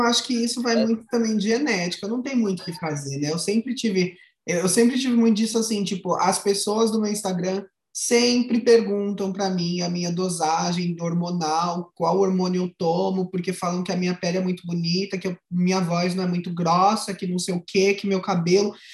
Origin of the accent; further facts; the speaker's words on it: São Paulo, Brazil; now in Paraná, Brazil; sou de São Paulo, moro no Paraná